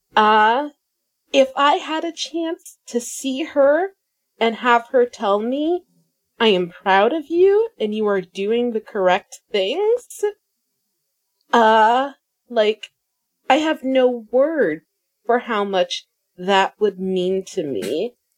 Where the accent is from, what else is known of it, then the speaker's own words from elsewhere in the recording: United States; I'm American